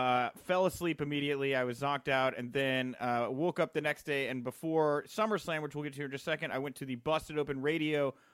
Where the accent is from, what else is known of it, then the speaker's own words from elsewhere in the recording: Houston, Texas, United States; now in Chicago, United States; I grew up in the Houston area.